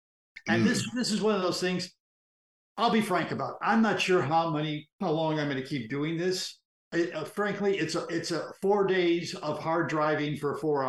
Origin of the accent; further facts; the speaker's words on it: Washington, District of Columbia, United States; moved away; because I love the people of Washington. Washington will always be my hometown.